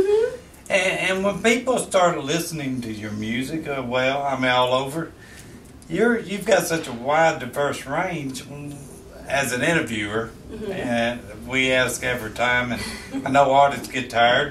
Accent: Memphis, Tennessee, United States; I was born and raised in Memphis.

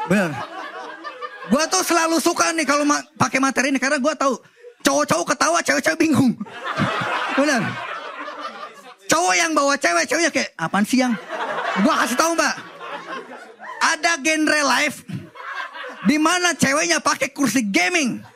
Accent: Banten, Indonesia; Gue tuh orang Banten ya

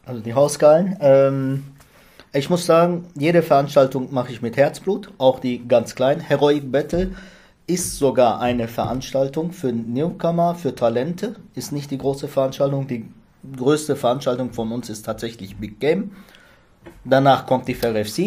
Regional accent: Ruhr area, North Rhine-Westphalia, Germany; moved away; also born or lived in Lich / Giessen; da wo ich herkomme, jetzt ursprünglich Ruhrgebiet

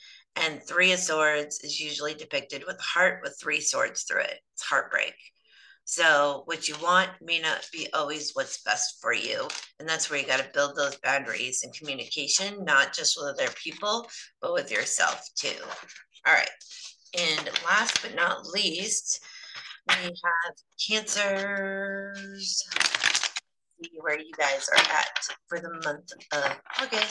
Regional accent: Canada; I'm terrible Canadian

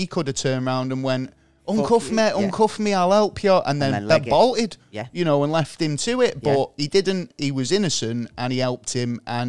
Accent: Manchester, North West England, United Kingdom; growing up in Manchester

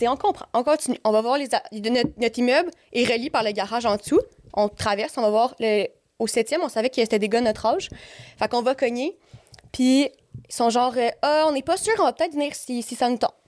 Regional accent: Montreal, Quebec, Canada; moi, je suis née à Montréal. J'ai habité à Montréal ben, quand j'étais jeune.

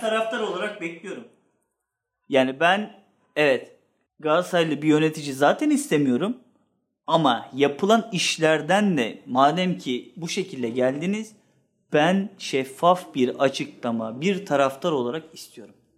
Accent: Sakarya, Turkey; Ve ben ben Sakaryalıyım. Babam da Sakaryalı, onun babası da Sakaryalı

